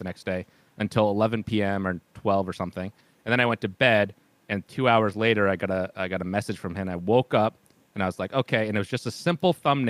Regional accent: Vermont, United States; I'm from Vermont, the northwest or northeast United States

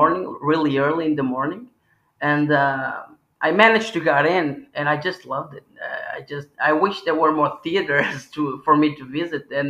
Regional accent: Porto, Norte, Portugal; I am from the north. I am from Porto.

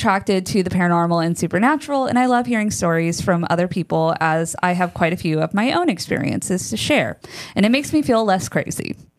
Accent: Texas, United States; Now, also, I was born and raised in Texas, as was my mother. So all of these stories happen somewhere in Texas.

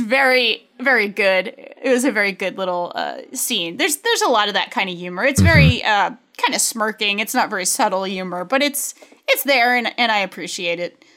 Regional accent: United States; being American

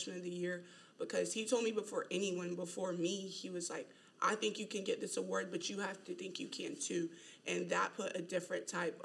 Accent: Asheboro, North Carolina, United States; moved away as an adult; I'm from Asheboro, North Carolina

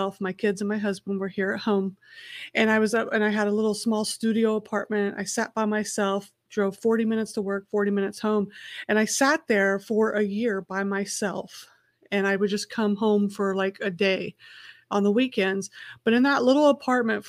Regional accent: Festus, Missouri, United States; also born or lived in Indianapolis, Indiana; I grew up half in Festus, Missouri on a dirt gravel road and half in Indianapolis, Indiana in a concrete city

